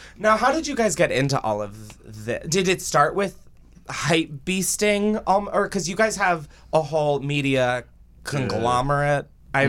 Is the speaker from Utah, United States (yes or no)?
no; Delaware, United States; from Delaware, so.